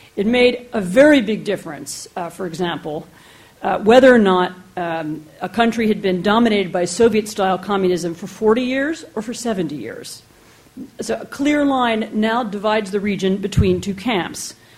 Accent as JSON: {"language": "English", "country": "United States", "also_born_or_lived": "Poland", "said": "I'm American"}